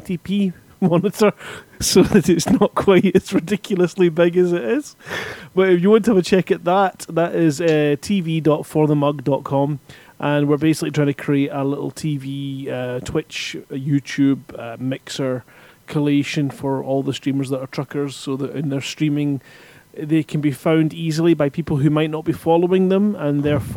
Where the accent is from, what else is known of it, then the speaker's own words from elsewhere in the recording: Scotland, United Kingdom; I'm Scottish